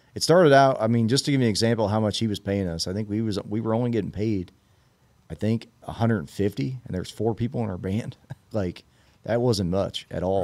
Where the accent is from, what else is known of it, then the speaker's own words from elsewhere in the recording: Red Bud, Illinois, United States; now in Evansville, Illinois, United States; I'm originally from, uh, a little town called Redbud, Illinois